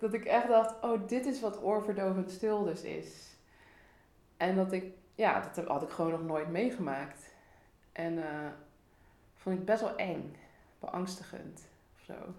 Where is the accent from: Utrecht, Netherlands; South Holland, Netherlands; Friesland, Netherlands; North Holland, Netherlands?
South Holland, Netherlands; Rotterdam; ik ben geboren en getogen in Rotterdam. Dus ik ben ook opgevoed in de stad, opgegroeid in de stad